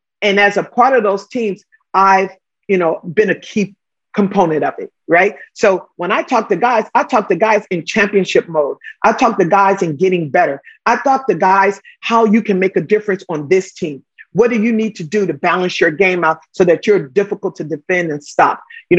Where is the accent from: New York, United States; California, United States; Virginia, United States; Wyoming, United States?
California, United States; Los Angeles; I'm a kid from Watts.